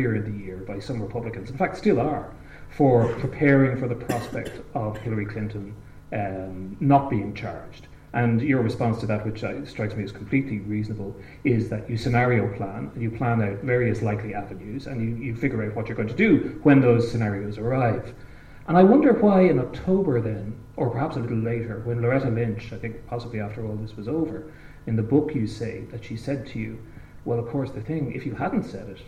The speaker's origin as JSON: {"language": "English", "country": "Ireland", "said": "as an Irish person"}